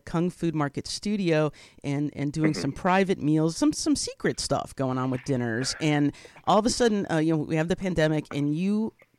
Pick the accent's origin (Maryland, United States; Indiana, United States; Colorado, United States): Indiana, United States; moved away; I grew up mm-hmm. very small town in Indiana